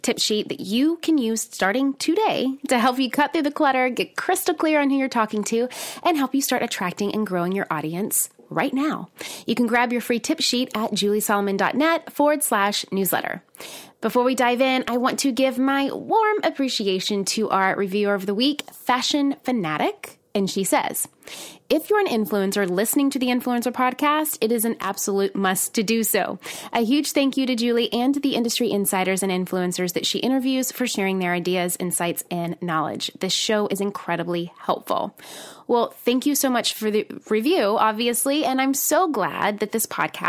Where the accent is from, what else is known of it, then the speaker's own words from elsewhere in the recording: Nashville, Tennessee, United States; I am from Nashville